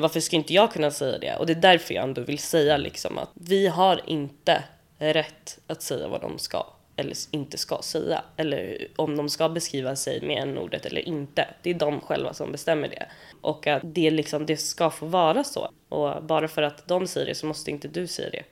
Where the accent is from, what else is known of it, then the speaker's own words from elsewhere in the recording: Sweden; jag är ju född i Sverige